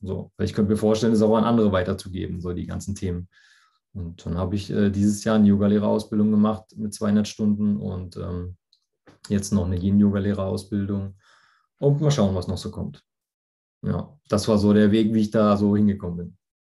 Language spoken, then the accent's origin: German; near Frankfurt, Hesse, Germany; ich komme aus der Nähe von Frankfurt